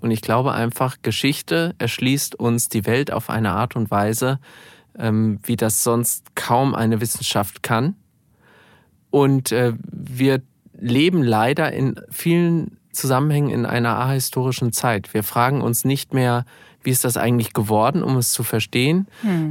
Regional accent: Gelnhausen, Hesse, Germany; Ich bin jetzt Stadtverordnetenvorsteher in meiner Heimatstadt Gelnhausen.

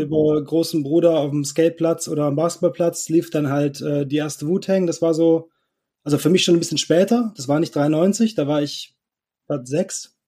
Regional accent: North Rhine-Westphalia, Germany; ich komme nicht aus dem Ruhrpott, aber Niederrhein, das ist so eine halbe Stunde vor Duisburg ungefähr

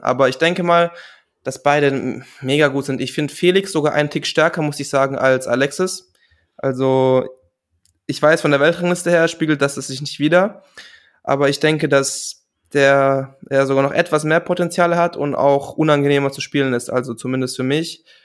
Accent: Germany; als Deutscher

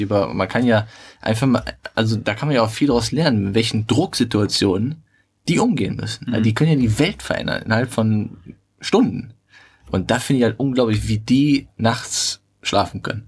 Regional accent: Germany; bei uns in Deutschland

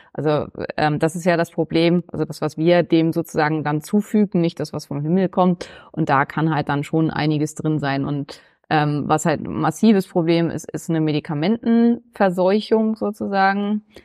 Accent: Neumünster, Schleswig-Holstein, Germany; now in Berlin, Germany; Neumünster, also meine Heimatstadt, wo ich herkomme

